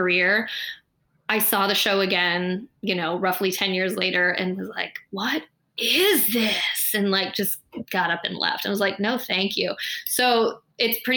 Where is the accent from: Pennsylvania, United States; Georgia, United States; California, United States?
California, United States; San Diego; I was probably 11 or 12, and I'm from San Diego, California